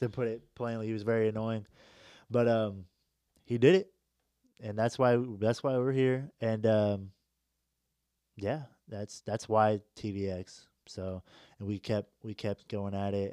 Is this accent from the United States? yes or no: yes; Indianapolis, Indiana, United States; moved away; I'm from Indy